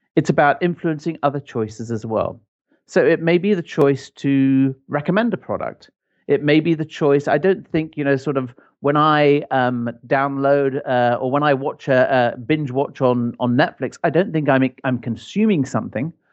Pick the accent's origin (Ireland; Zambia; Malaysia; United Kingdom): Ireland; moved away; I grew up in Ireland